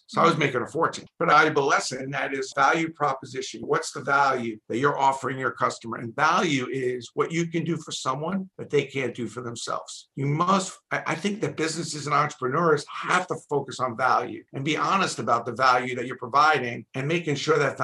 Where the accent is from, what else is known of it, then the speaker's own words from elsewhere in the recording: New York City, New York, United States; I'm from Brooklyn, a pretty busy borough